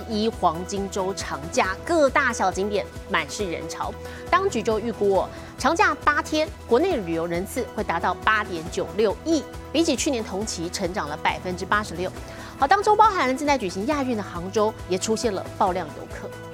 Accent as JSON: {"language": "Chinese", "country": "Taiwan", "said": "很多我们台湾人去日本旅游，喜欢去看奈良路"}